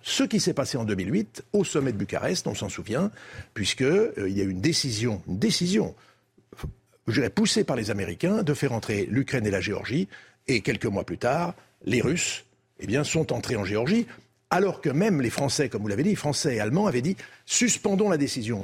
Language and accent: French; France; nous sommes des Français, nous sommes des Français en Europe